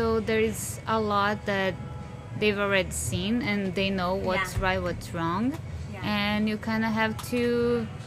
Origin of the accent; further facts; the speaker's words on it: Brazil; English is a second language; moved away as an adult; now in Windsor, Canada; I'm from Brazil. I've been here for 20 years.